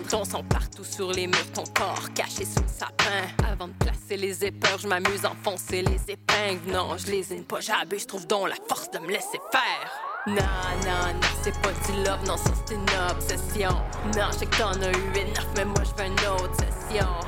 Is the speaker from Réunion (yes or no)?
no; Châteauguay, Quebec, Canada; now in Montreal, Canada; moi, j'ai grandi à Châteauguay, mais je faisais pas de rap là-bas. En fait, euh, je suis arrivée à Montréal, j'avais 18-19 euh, ans.